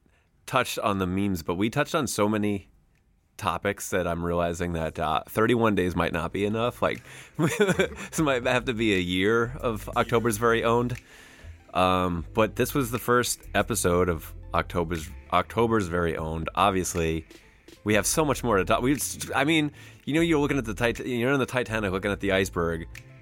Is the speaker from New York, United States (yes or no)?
yes; New York, United States; Because I'm from New York and I feel like here we say Nas.